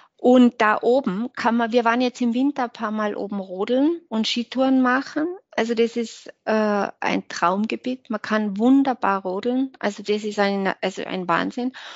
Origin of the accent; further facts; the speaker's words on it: Hinterthiersee, Tyrol, Austria; Heimat ist schon hinter Tirse, würde ich schon sagen, ja. Heimat ist